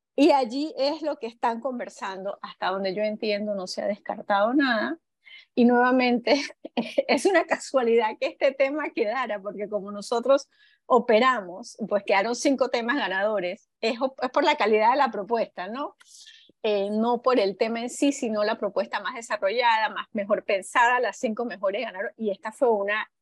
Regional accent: Panama; nosotros como panameños

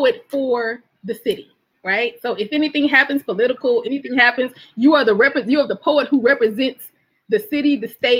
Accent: Mobile, Alabama, United States; also born or lived in Virginia Beach, Virginia / Norfolk, Virginia; now in Alexandria, United States; I'm from Mobile, Alabama

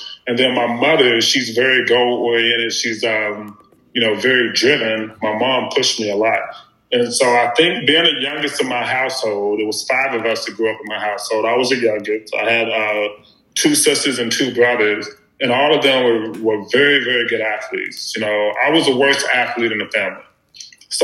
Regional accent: Beattyville, Kentucky, United States; growing up in Beattyville, Lee County, we didn't have a lot of resources

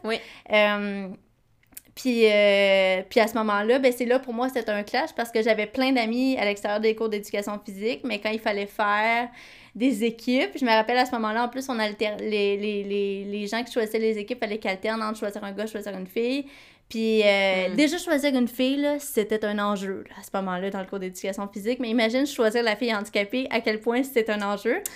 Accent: Quebec, Canada; j'ai grandi au Québec

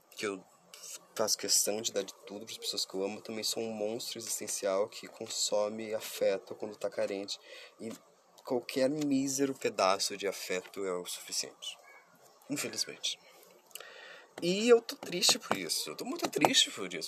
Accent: Curitiba, Paraná, Brazil; eu sou de Curitiba

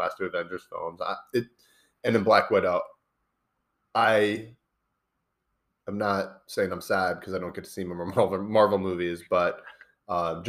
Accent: United States; I'm half Irish, which I've learned the Irish really hate when you claim that as an American

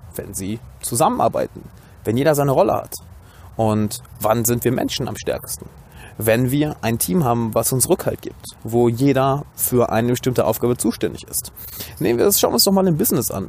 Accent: Düsseldorf, North Rhine-Westphalia, Germany; Ich bin gerade, wie man sieht, in meiner Heimatstadt Düsseldorf

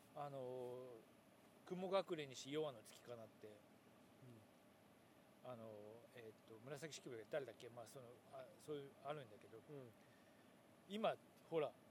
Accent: Yamaguchi, Japan; moved away; 山口かうちの田舎だけかもしれないけど土曜の午後に突然ガバチョっていうのをやっていて

